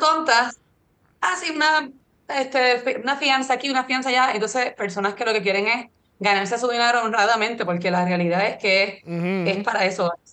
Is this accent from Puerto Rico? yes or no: yes; Puerto Rico; yo que soy de Puerto Rico